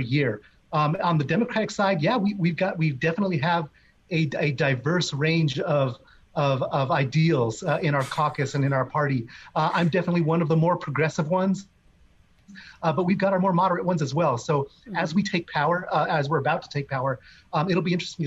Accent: Arizona, United States; I'm from Arizona.

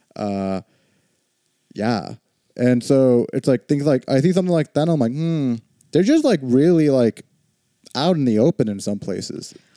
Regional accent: Texas, United States; I grew up in Texas

